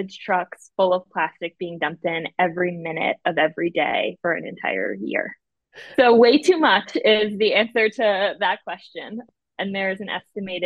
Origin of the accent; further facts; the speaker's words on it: Boston, Massachusetts, United States; I'm from Boston and the weather can be pretty bad there